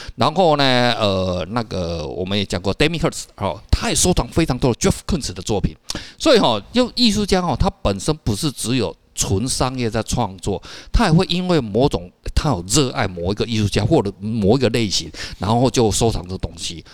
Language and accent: Chinese; Taiwan; 我们台湾话叫秋刀